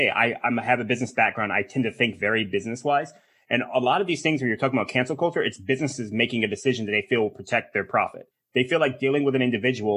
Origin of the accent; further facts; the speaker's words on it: United States; we're American